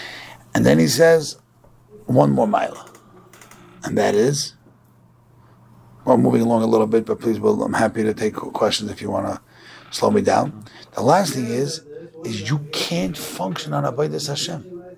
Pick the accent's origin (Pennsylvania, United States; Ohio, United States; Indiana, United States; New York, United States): New York, United States; Brooklyn; I'm from Borough Park